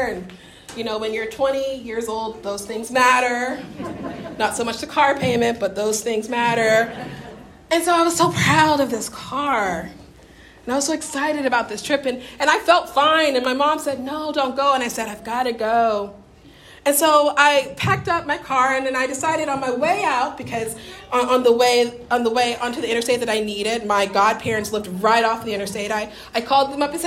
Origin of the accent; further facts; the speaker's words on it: Deep South, United States; my Pentecostal deep Southern upbringing